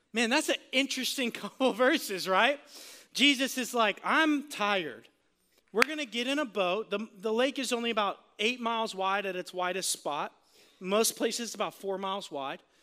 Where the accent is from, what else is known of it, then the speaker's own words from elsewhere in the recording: Florida, United States; I'm from Florida